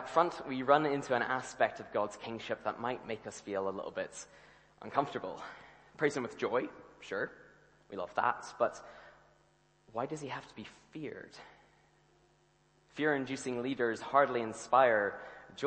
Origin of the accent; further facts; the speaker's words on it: Ireland; now in Scotland, United Kingdom; I grew up in the Republic of Ireland